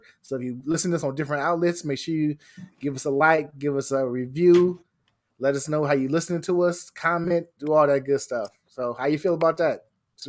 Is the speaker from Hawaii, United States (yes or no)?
no; Illinois, United States; I'm from Illinois